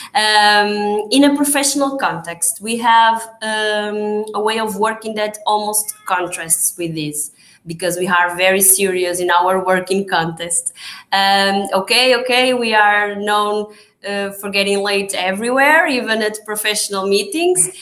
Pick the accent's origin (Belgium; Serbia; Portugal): Portugal